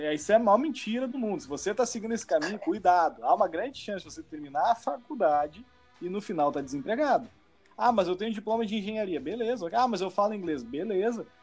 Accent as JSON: {"language": "Portuguese", "country": "Brazil", "moved": "as an adult", "lives_now": "Canada", "said": "eu não tenho outra cidadania, só, só, sou brasileiro"}